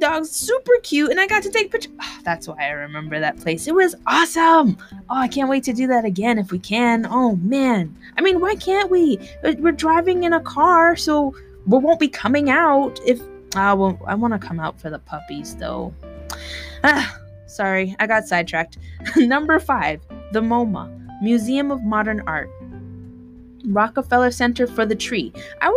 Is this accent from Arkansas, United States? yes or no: no; New York, United States; as a New Yorker